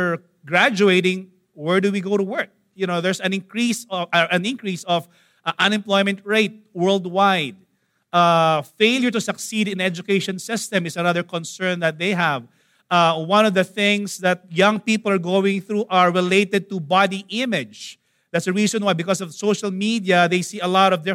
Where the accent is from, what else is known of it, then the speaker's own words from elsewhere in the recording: Manila, Metro Manila, Philippines; I grew up in Tondo